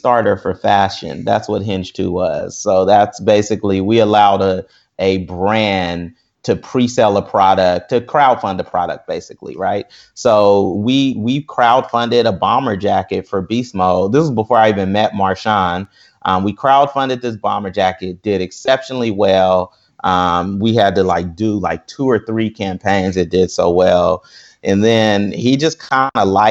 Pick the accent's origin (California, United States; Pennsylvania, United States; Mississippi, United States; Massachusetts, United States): California, United States; Berkeley; I am from South Berkeley